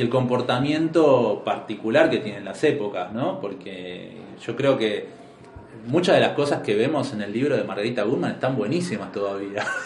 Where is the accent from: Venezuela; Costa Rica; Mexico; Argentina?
Argentina; Buenos Aires; no naciste en Buenos Aires como nacimos nosotros